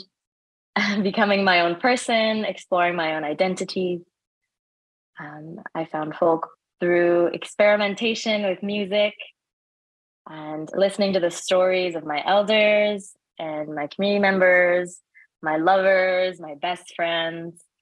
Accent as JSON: {"language": "English", "region": "Prince Edward Island", "country": "Canada", "tie": "born or raised there", "also_born_or_lived": "Sri Lanka", "moved": "yes", "said": "the community that I grew up in on Prince Edward Island"}